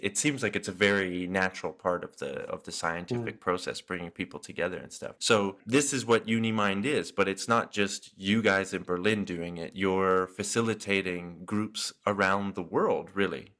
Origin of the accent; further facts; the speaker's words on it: Canada; as a Canadian